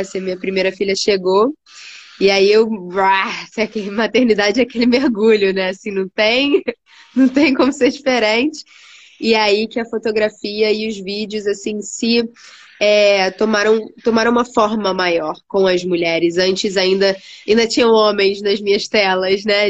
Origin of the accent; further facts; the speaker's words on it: Rio de Janeiro, Brazil; moved away as an adult; eu sou carioca, né? Sou do Rio de Janeiro, nasci no Rio, um, cresci ali no Rio mesmo